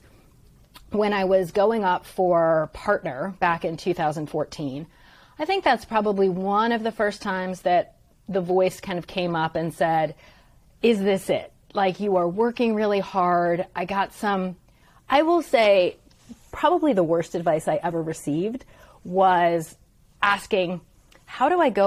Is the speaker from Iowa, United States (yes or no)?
no; Stone Harbor, New Jersey, United States; I grew up in Stone Harbor, New Jersey